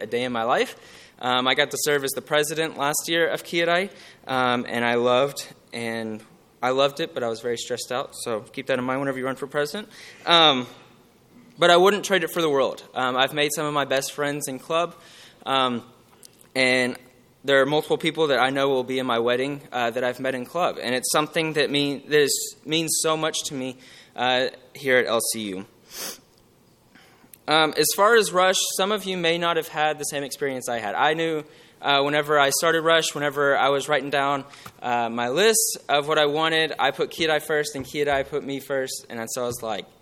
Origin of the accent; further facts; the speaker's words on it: Houston, Texas, United States; moved away as an adult; I'm originally from the Houston area.